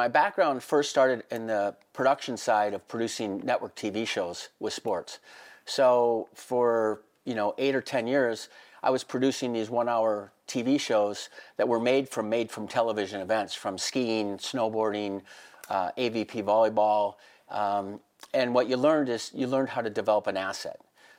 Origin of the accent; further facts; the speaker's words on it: Minnesota, United States; moved away as an adult; now in Vail, United States; I grew up in Minnesota and played hockey